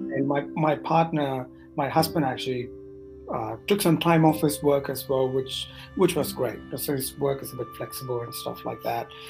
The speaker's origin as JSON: {"language": "English", "town": "Madurai", "region": "Tamil Nadu", "country": "India", "tie": "born or raised there", "also_born_or_lived": "New Zealand", "moved": "as an adult", "lives_now": "Sydney, Australia", "said": "I was born and raised in Madurai in Tamil mm-hmm. Nadu"}